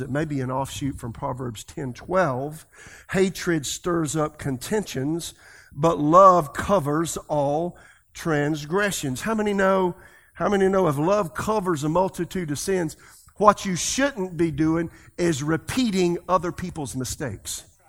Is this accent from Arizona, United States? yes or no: no; South Carolina, United States; I'm from South Carolina. That's the way I talk